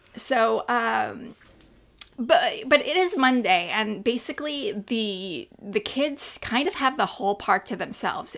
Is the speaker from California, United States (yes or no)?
yes; Northern California, United States; also born or lived in Clayton, California; I grew up in Northern California